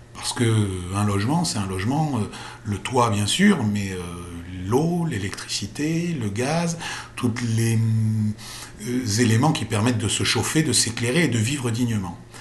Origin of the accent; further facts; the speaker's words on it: France; chez nous en France